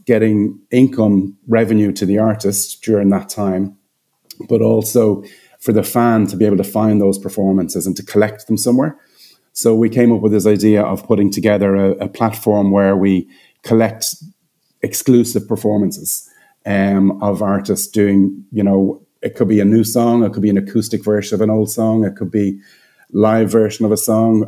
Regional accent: Dublin, Leinster, Ireland; moved away as an adult; now in Cayman Islands; I'm based in the Cayman Islands, but I'm from Ireland. So yeah, I've been over here about 12 years, but I'm from Dublin.

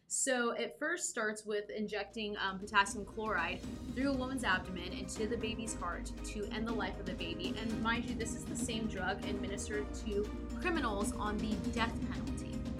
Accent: Southern California, United States; I grew up in Southern California

